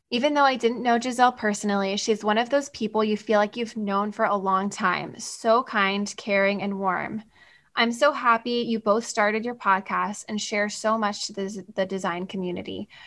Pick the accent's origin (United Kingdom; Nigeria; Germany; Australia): Australia; given that I'm from Australia, it was as if there was not a whole world between us.